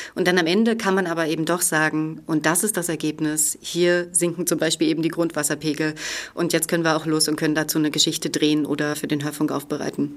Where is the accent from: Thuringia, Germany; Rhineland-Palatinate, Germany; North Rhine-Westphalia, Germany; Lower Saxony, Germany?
Thuringia, Germany; Franconian part of; Ich bin groß geworden in den Mittelgebirgen Franken, im fränkischen Bereich von Thüringen.